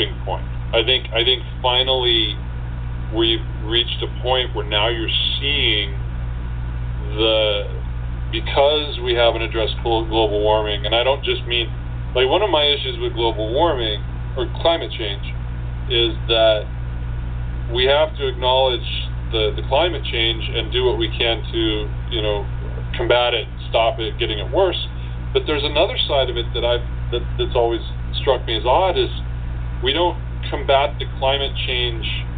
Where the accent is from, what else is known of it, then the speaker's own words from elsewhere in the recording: Washington, United States; moved away; I came from Washington State